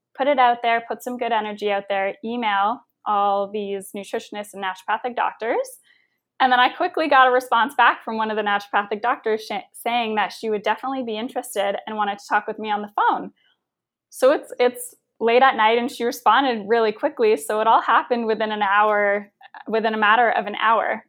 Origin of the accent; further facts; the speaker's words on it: Windsor, Ontario, Canada; moved away; also born or lived in Toronto; my hometown of Windsor, Ontario